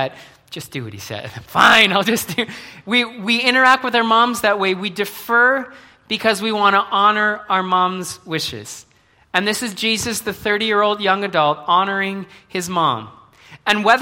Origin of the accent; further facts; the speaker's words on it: Brantford, Ontario, Canada; moved away as an adult; now in Mississauga, Canada; I was born in Brantford. I was born to my parents. I grew up. I went to school there